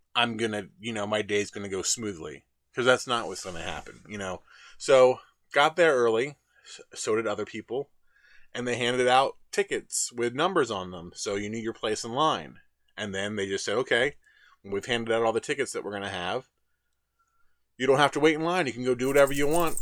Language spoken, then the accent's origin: English; Trenton, New Jersey, United States; I was from Trenton